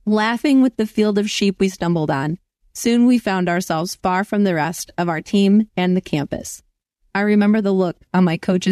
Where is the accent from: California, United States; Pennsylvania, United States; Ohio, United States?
Ohio, United States; Cuyahoga River Valley; Growing up in the Cuyahoga River Valley